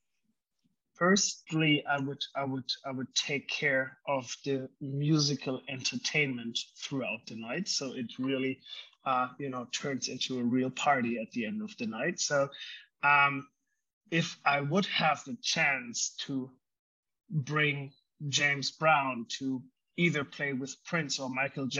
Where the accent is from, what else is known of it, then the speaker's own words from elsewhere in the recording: Germany; I grew up in Germany